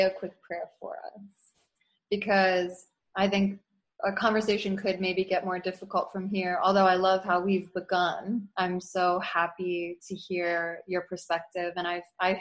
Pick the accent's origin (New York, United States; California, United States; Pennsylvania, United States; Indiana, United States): Pennsylvania, United States; outside of Philadelphia; growing up outside of Philly